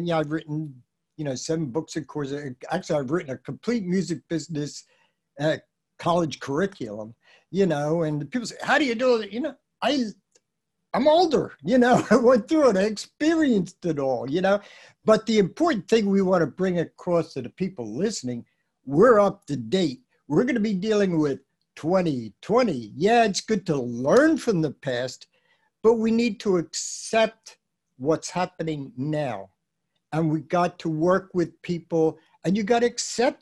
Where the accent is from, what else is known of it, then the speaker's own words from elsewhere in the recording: Philadelphia, Pennsylvania, United States; I'm a Philly boy, I came from Philly